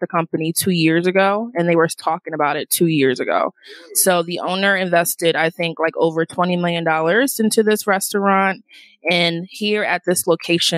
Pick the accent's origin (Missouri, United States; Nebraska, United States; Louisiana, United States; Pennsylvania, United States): Pennsylvania, United States; Philadelphia; moved away as an adult; also born or lived in Washington, D.C.; now in Las Vegas, United States; I'm originally from Philly, but I did live in D.C. for 3 years